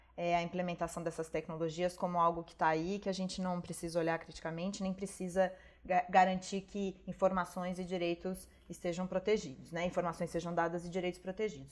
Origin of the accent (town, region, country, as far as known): Brazil